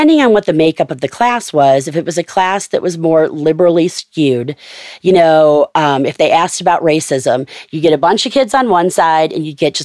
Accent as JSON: {"language": "English", "town": "Cleveland", "region": "Ohio", "country": "United States", "said": "I'm from Cleveland"}